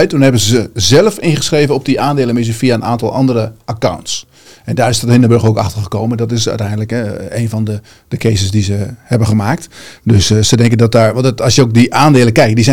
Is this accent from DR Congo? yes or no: no; India; Uit India.